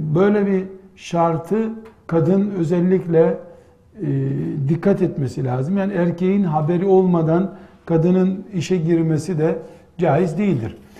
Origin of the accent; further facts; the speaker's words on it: Black Sea Region, Turkey; bizim yine Karadeniz deyimiyle